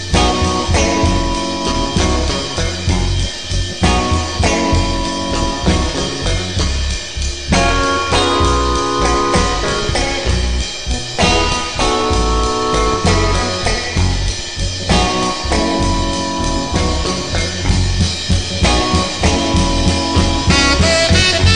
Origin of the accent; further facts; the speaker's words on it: Wisconsin, United States; my home state of Wisconsin